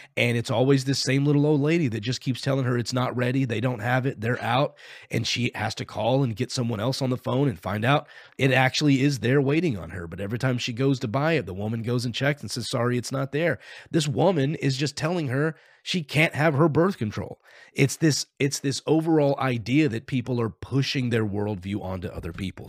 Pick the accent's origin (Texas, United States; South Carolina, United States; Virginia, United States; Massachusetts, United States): Texas, United States; I grew up in Texas